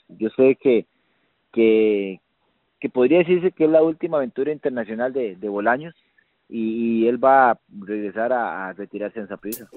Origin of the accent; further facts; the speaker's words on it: Costa Rica; yo siento que como buen tico